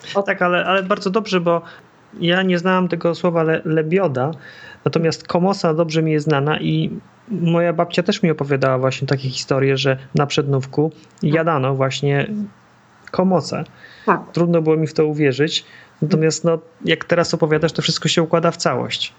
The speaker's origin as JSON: {"language": "Polish", "region": "Masovian Voivodeship", "country": "Poland", "tie": "born or raised there", "said": "Ja się wychowałem w centralnym Mazowszu"}